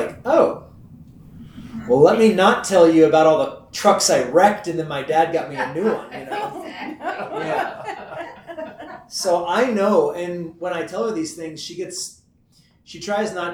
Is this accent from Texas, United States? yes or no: yes; Texas, United States; I'm from Texas